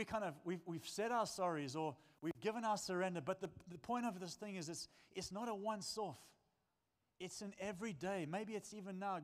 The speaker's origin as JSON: {"language": "English", "country": "South Africa", "said": "I'm a South African man"}